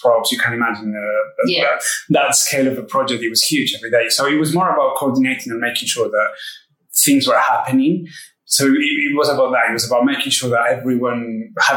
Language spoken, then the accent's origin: English; Spain; moved away as an adult; also born or lived in Mexico / Dubai; I come from Spain originally, but I haven't been there for a long time now.